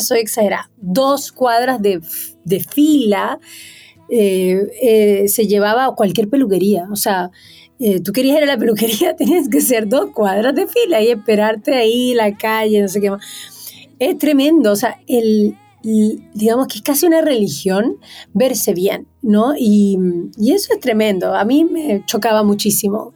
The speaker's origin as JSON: {"language": "Spanish", "country": "Venezuela", "tie": "born or raised there", "moved": "as an adult", "lives_now": "Chile", "said": "yo nací en Venezuela, como tal como dijiste, un 8 de marzo, un Día de la Mujer. crecí en una familia muy, muy, muy linda"}